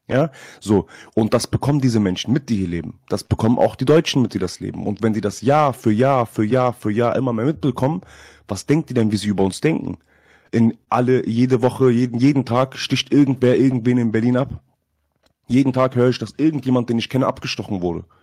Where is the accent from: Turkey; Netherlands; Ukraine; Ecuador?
Turkey; Trabzon; Ich bin Türke durch und durch, ich bin Trabzon durch, ich bin Türke durch und durch.